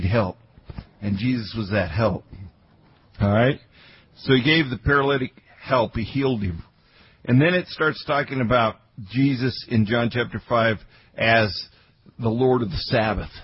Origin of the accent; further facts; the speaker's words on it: Grand Junction, Colorado, United States; I grew up in Grand Junction, Colorado.